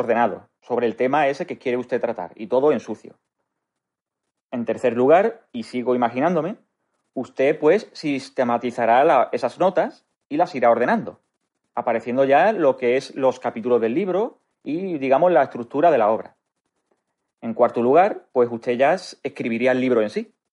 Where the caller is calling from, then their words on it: Málaga, Andalusia, Spain; Hola, don Antonio. … de Málaga.